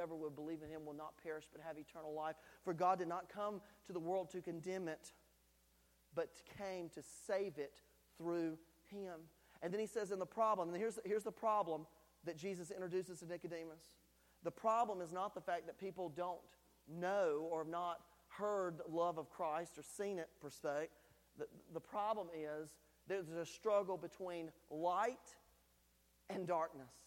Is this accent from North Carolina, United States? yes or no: yes; North Carolina, United States; now in Tennessee, United States; the culture that I was raised in North Carolina